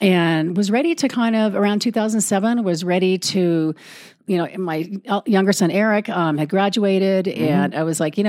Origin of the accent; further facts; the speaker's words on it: Los Angeles, California, United States; now in Mono County, United States; I was born on the Sunset Strip, seriously, at Kaiser Hospital